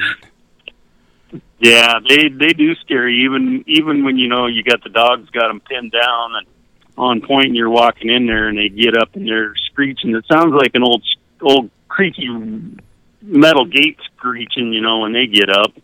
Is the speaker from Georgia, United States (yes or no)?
no; Cortez, Colorado, United States; moved away as an adult; now in Plentywood, Montana, United States; I grew up in Southwest Colorado, down at Cortez